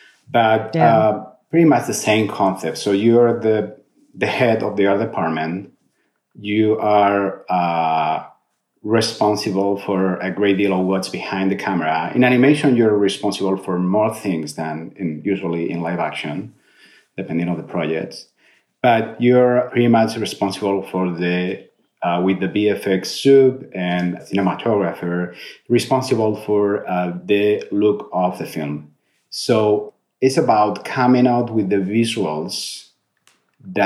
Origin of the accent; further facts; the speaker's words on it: Spain; moved away as an adult; also born or lived in Madrid, Spain / London, United Kingdom / Canada; now in United States; I was born in Madrid and different cities in Spain before moving out